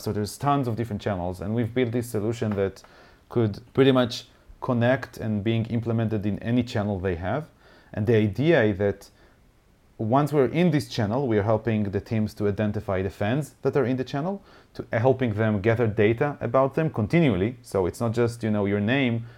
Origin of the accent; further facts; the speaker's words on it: Haifa, Haifa District, Israel; I used to own a bar here in Haifa, my, my hometown.